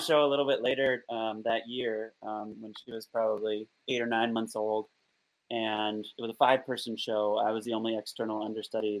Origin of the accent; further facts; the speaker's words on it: Olympia, Washington, United States; now in Seattle, United States; I grew up in Olympia, which is like 60 miles south